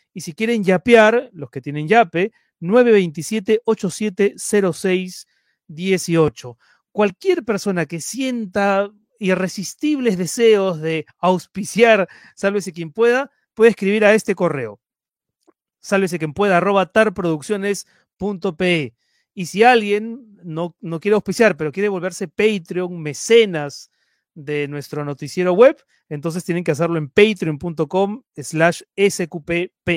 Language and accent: Spanish; Lima, Peru; now in Madrid, Spain; ahora me encuentro en Madrid, pero yo soy de Lima